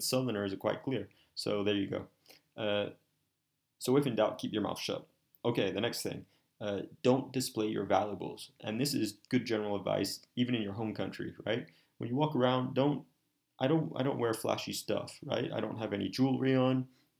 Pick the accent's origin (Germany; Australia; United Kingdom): Australia; born there; I'm a half Colombian, half Chinese Malay, right? And I was born in Australia.